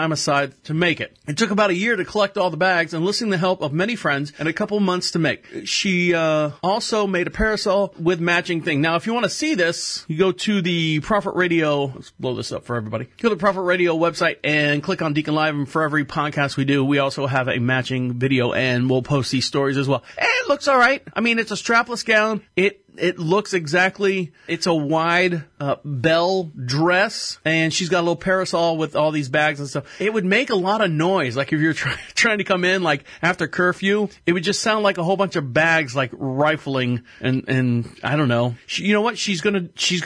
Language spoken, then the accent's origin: English; Florida, United States; I was born and raised in Florida